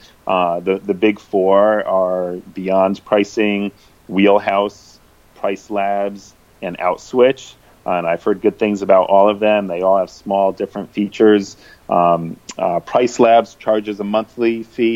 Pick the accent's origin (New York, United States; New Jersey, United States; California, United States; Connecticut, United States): Connecticut, United States; now in San Francisco, United States; I'm from the East Coast. I'm from Connecticut